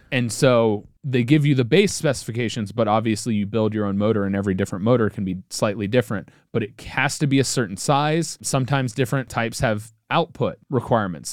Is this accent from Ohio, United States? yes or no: yes; Cincinnati, Ohio, United States; I'm from Cincinnati, Ohio, and I'm German, not French.